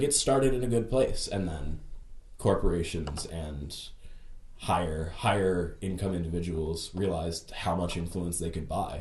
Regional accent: United States; being an American

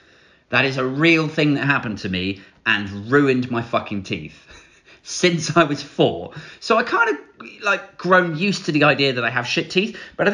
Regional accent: United Kingdom

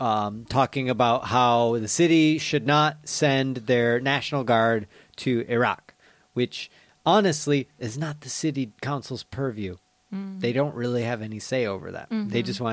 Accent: Michigan, United States; moved away; my hometown back in Michigan

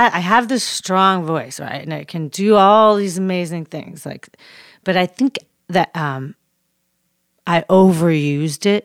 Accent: Chicago, Illinois, United States; now in Los Angeles, United States; We're from Chicago

